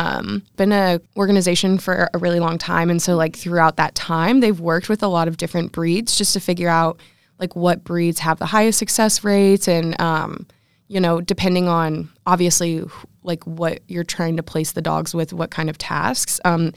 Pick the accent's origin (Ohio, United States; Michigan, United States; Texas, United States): Ohio, United States; Columbus; I'm a sophomore integrated strategic communication major. I'm from Columbus, Ohio